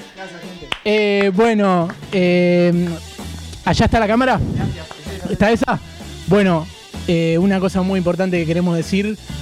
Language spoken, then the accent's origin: Spanish; Ramos Mejía, Buenos Aires Province, Argentina; Yo soy de Ramos